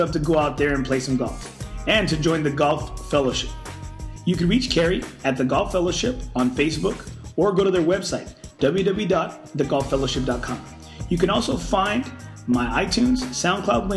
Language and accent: English; Corpus Christi, Texas, United States; now in San Antonio, United States; growing up in Corpus Christi, Texas